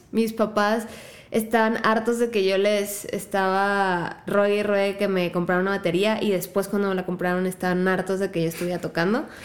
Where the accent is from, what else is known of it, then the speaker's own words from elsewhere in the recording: La Piedad, Michoacán, Mexico; Soy de La Piedad. escuchan ese acento tan raro. En realidad es como una mezcla de acentos de todos lados, como ya mutado en algo del norte, pero soy de Michoacán.